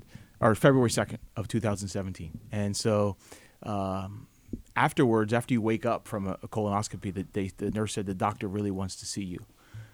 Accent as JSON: {"language": "English", "region": "New Jersey", "country": "United States", "tie": "born or raised there", "also_born_or_lived": "Florida / Brooklyn, New York", "said": "Well, I grew up in this area. I grew up in South Jersey."}